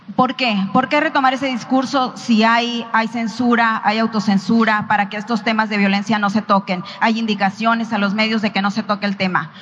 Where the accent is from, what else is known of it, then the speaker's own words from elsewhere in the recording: Sonora, Mexico; Soy de Sonora